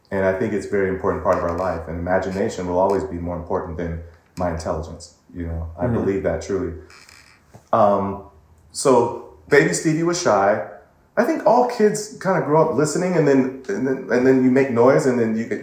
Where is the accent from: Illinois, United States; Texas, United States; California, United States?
California, United States; Pasadena; I'm from Pasadena, mm-hmm. which is in LA, part of California, and so I grew up here. My family um, is a very musical family.